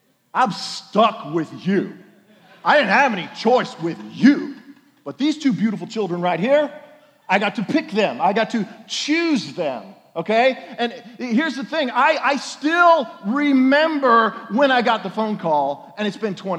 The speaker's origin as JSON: {"language": "English", "region": "Oklahoma", "country": "United States", "said": "I'm from Oklahoma"}